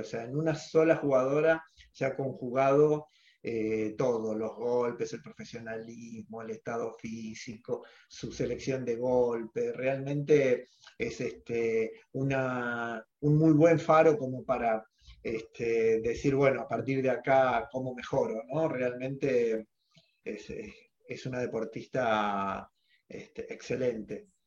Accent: Argentina; los argentinos somos deportistas

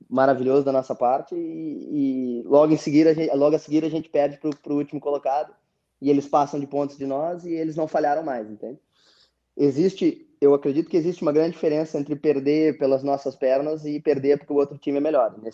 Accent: Rio Grande do Sul, Brazil; now in Portugal; É, o nosso sotaque lá no sul também é forte. É, é, mas é, eu sou, a minha mulher é portuguesa, né, Jorge?

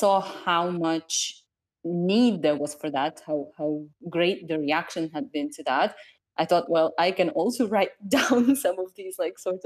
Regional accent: Chernivtsi, Chernivtsi Oblast, Ukraine; moved away as an adult; now in Lisbon, Portugal; I am from Ukraine, from the city of Chernivtsi. I have been living in Portugal for the past couple of years

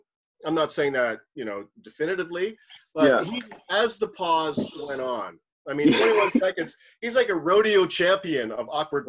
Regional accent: Toronto, Ontario, Canada; my teenage years were here as well. And actually my youth was, my adulthood, my childhood, my birth, my conception.

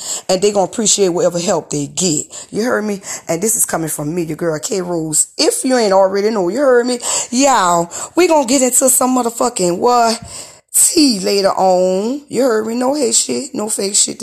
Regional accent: New Orleans, Louisiana, United States; now in Hattiesburg, United States; I'm originally from New Orleans

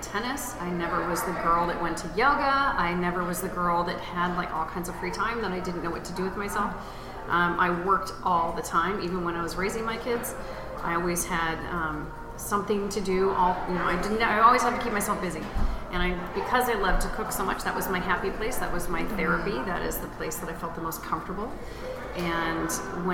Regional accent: Sun Valley, Idaho, United States; also born or lived in New Orleans, Louisiana; now in Indianapolis, United States; I live in Indianapolis, Indiana. I was born in New Orleans. I grew up in Sun Valley, Idaho.

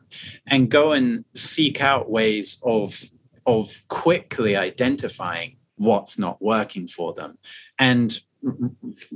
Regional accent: United Kingdom; moved away as an adult; now in Shanghai, China; for me as a Brit, when I first moved to China

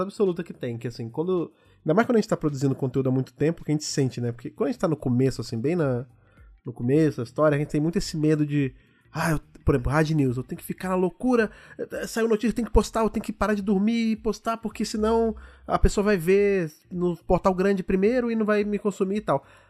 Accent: Brazil; a gente, enquanto brasileiro

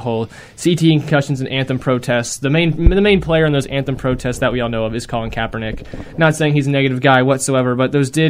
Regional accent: Rock Hill, South Carolina, United States; moved away; my hometown, Rock Hill, South Carolina.

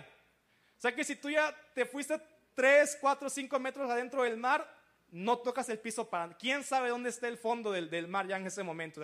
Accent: Veracruz, Mexico; Yo soy de Veracruz, soy costeño también, como camarón en las mañanas y todo eso

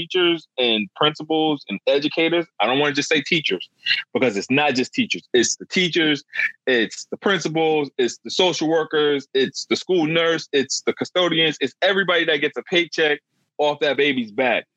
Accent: Louisiana, United States; Growing up in Louisiana

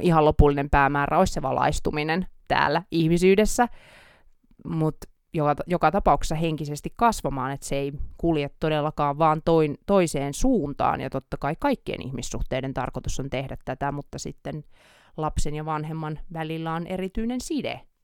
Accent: Oulu, North Ostrobothnia, Finland; accent: Oulu dialect; now in Helsinki, Finland; me täällä Oulun murretta

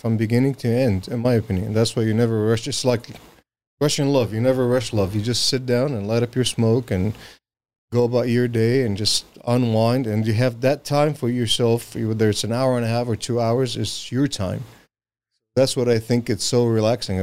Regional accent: Syria; now in United States; I'm from Syria.

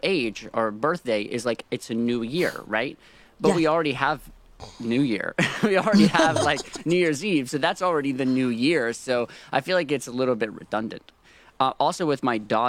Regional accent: North Carolina, United States; now in Nashville, United States; I was born in North Carolina

